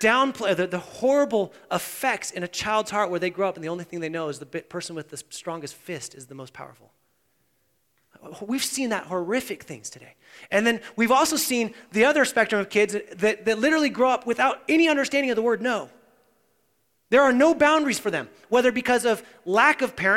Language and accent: English; United States; we as American Christians